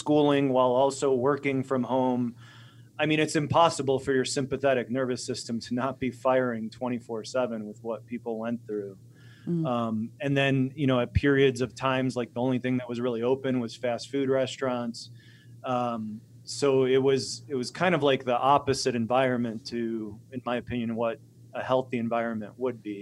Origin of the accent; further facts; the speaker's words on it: Chicago, Illinois, United States; also born or lived in Poland; now in Montana, United States; Growing up in Chicago